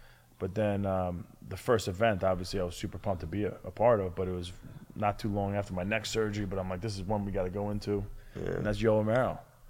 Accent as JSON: {"language": "English", "area": "Long Island", "region": "New York", "country": "United States", "tie": "born or raised there", "also_born_or_lived": "Mineola", "said": "I came to Long Island in my hometown"}